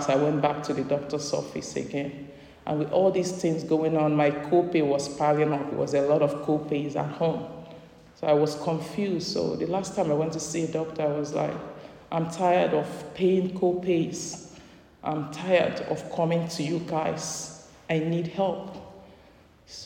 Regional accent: Nigeria; moved away as an adult; now in United States; I'm a Nigerian

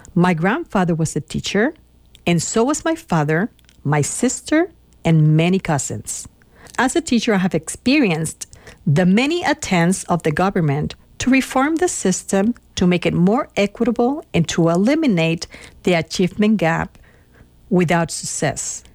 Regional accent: Puerto Rico; moved away; I am originally from Puerto Rico

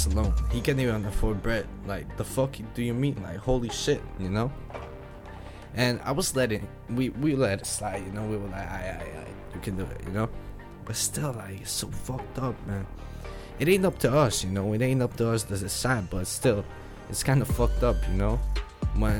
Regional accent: Netherlands; English is a second language; I'm from Netherlands

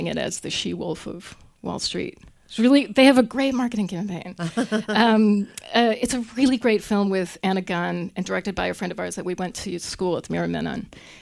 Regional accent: Winnipeg, Manitoba, Canada; also born or lived in Toronto; now in Louisville, United States; I'm from Winnipeg, Manitoba. You might have heard my oat. I said oat.

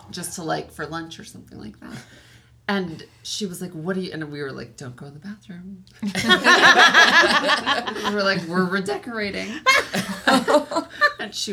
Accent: Highland, California, United States; The town's called Highland, but it's kind of in between here and Palm Springs.

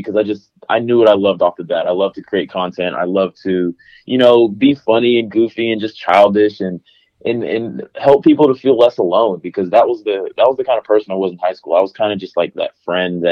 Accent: Huntsville, Alabama, United States; moved away as an adult; also born or lived in Harvest, Alabama; now in Nashville, United States; I'm from Alabama originally, Huntsville, Alabama

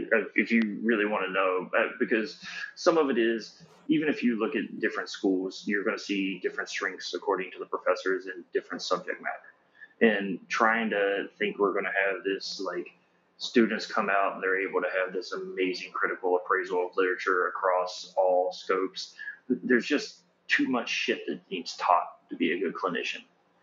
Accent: Florida, United States; I come from Florida.

